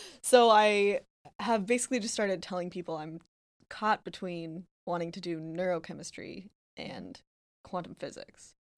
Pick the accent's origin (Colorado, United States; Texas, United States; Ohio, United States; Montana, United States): Montana, United States; moved away; I am from Montana